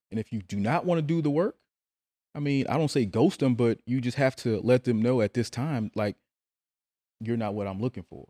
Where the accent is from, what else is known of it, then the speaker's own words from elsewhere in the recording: New Orleans, Louisiana, United States; I'm actually from New Orleans.